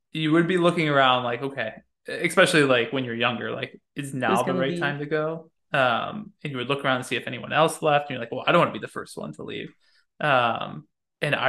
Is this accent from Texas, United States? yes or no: no; Chicago, Illinois, United States; I'm from Chicago